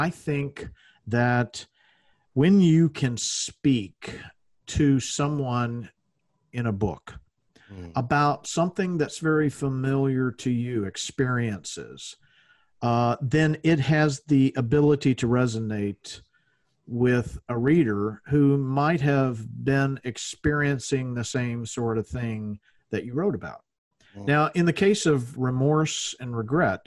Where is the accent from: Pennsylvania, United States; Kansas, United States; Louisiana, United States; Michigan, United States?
Louisiana, United States; moved away; I'm from the South originally. I'm from Louisiana